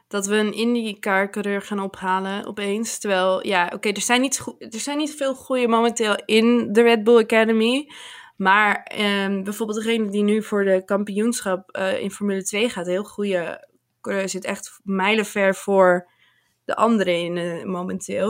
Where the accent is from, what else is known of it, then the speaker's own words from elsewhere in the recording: Netherlands; ik uit Nederland kom